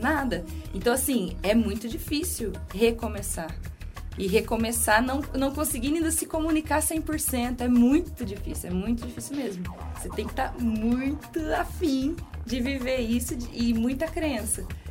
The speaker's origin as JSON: {"language": "Portuguese", "country": "Brazil", "accent": "Brazilian", "moved": "as an adult", "lives_now": "Portugal", "said": "eu sou brasileira. Ah, uhum. Acho que percebe pelo sotaque"}